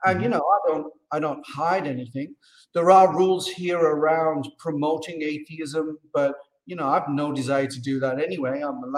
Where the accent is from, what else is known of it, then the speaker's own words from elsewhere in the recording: Teesside, North East England, United Kingdom; moved away as an adult; now in Morocco; Yeah, so I'm a Brit. I'm actually from the northeast of England, from Teesside. And I moved to Morocco in 2014 permanently.